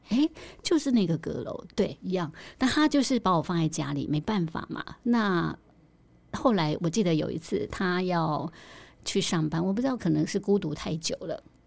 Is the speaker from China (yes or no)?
no; Tainan, Taiwan; 我是台南人